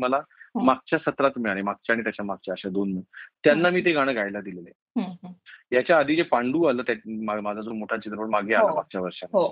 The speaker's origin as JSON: {"language": "Marathi", "town": "Mumbai", "region": "Maharashtra", "country": "India", "tie": "born or raised there", "said": "माझं लहानपण सुद्धा जे गेलं ते बोरिवलीमध्ये गेलं"}